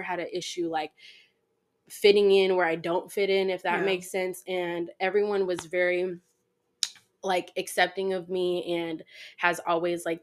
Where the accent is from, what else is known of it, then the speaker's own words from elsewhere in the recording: New York City, New York, United States; moved away; also born or lived in Ohio; I'm from New York City, Queens specifically.